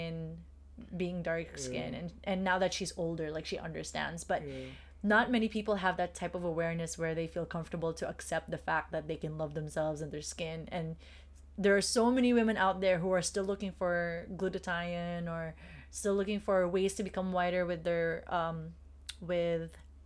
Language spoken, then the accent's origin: English; Philippines; as a Filipino